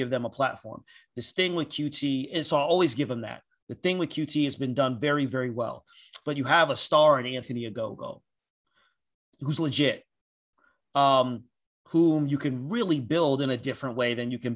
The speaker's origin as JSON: {"language": "English", "country": "Nigeria", "said": "As a Nigerian"}